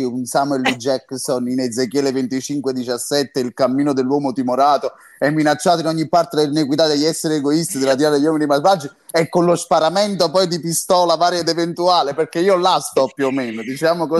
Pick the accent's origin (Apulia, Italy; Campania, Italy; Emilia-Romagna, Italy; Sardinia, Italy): Campania, Italy; io sono campano